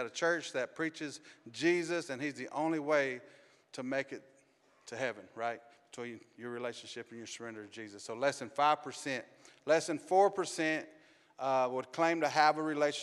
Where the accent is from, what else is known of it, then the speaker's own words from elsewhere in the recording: Arkansas, United States; moved away as an adult; also born or lived in Los Angeles, California; I was raised in Arkansas